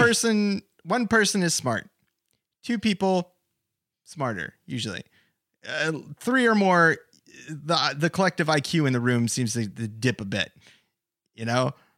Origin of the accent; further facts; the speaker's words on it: United States; as an American